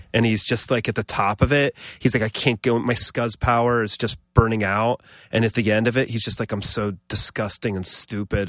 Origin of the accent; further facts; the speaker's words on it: Columbus, Ohio, United States; moved away as an adult; also born or lived in Buffalo / Los Angeles; now in New York, United States; my dad worked at the university, and I grew up in Columbus.